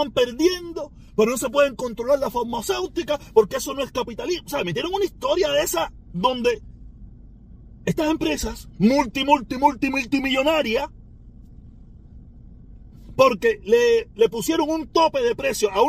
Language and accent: Spanish; Havana, Cuba; De La Habana y de Vedado, no soy maternidad de línea, olvídate de eso. No es mi culpa. Soy habanero. Nací en La Habana.